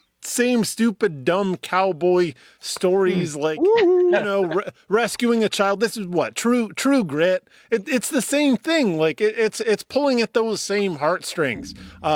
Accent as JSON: {"language": "English", "country": "Canada", "said": "I'm Canadian."}